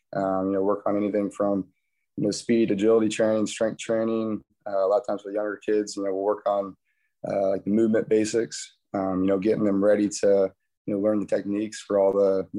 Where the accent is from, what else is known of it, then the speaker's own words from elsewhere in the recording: Paulding, Ohio, United States; moved away as an adult; also born or lived in Cincinnati, Ohio; I grew up here in Paulding, and my wife and I lived in Cincinnati for 7-8 years